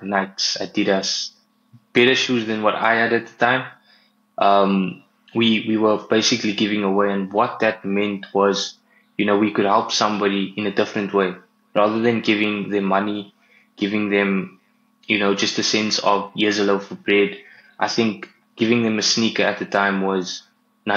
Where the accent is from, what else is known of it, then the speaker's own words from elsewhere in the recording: Cape Town, Western Cape, South Africa; I'm from Cape Town. I stay in Tableview, recently moved here as well in Feb